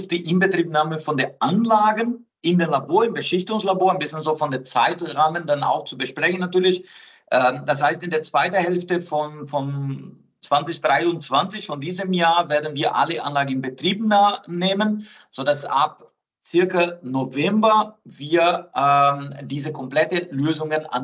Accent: South Brazil, Brazil; German is a second language; Ich bin Brasilianer, ich komme aus Südbrasilien, ich bevorzuge natürlich einen Rindersteak

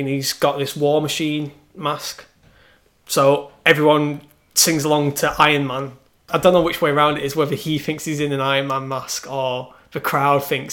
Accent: United Kingdom; British people

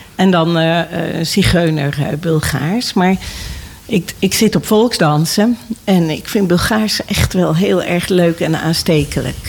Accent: Nijkerk, Gelderland, Netherlands; ik ben opgegroeid in Nijkerk

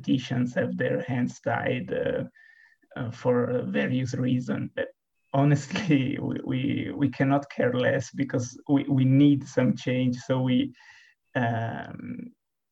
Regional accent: Bormio, Lombardy, Italy; I'm from Bormio. If you don't know it, it's a small and beautiful town on the Italian Alps

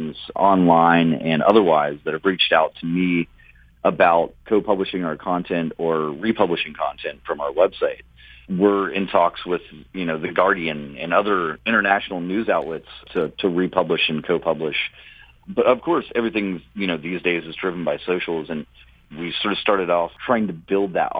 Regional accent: Appalachia, United States; also born or lived in West Virginia; as an Appalachian, as a person who lives in West Virginia

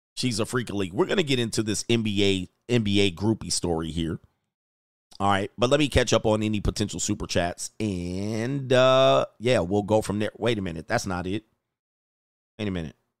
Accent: Southern California, United States; also born or lived in Orange County; living in Orange County, growing up in Southern California, going to nightclubs in L

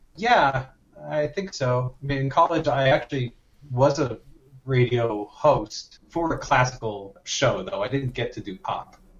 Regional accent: Lansdale, Pennsylvania, United States; also born or lived in Haddonfield, New Jersey; I'm from Philadelphia. Uh, that's where I grew up for the most part, uh, just outside of Philadelphia, uh, in uh, Lansdale, Pennsylvania, and Haddonfield, New Jersey

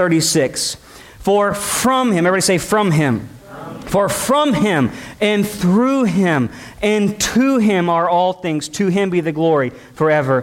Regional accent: United States; as a American Christians

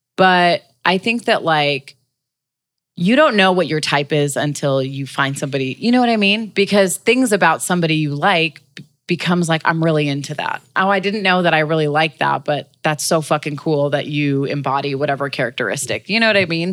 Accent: Los Angeles, California, United States; LA natives. I'm definitely like

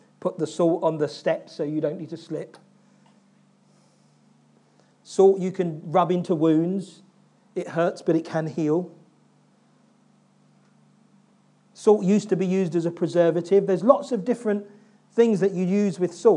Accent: London, United Kingdom; I grew up in South London

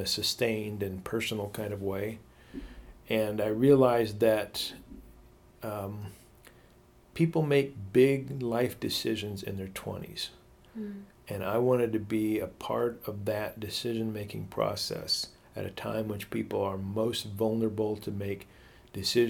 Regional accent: Othello, Washington, United States; the little town that I grew up in Eastern Washington called Othello

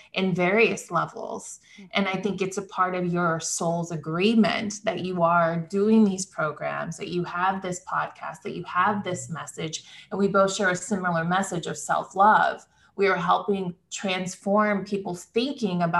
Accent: Midwest, United States; I come from the Midwest

